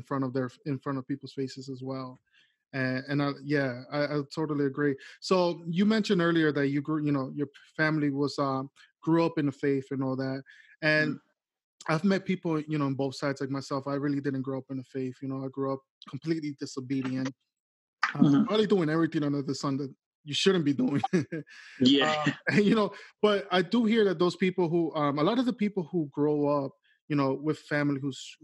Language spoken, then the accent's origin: English; Florida, United States; now in Staten Island, United States; I'm from Florida